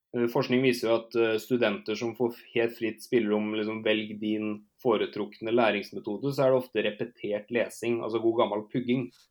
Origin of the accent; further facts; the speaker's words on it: Norway; also born or lived in Canada; hjemme i Norge